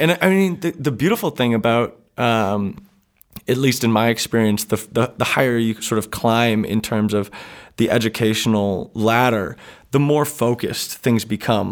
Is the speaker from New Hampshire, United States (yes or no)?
yes; Dublin, New Hampshire, United States; I grew up in Dublin going to the Toadstool in Peterborough